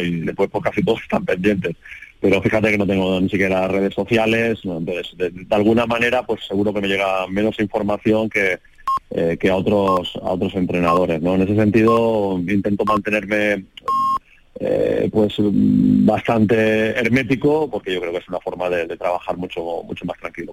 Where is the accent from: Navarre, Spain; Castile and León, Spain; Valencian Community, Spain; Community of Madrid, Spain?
Valencian Community, Spain; moved away as an adult; also born or lived in Jerez de la Frontera, Andalusia; casi había pasado más años en, Andalucía que, prácticamente en mi Valencia Natal